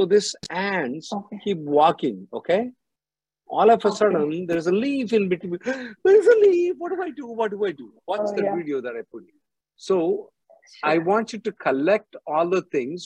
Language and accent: English; Telangana, India; I'm from Telangana, okay? I'm Pakka Telangana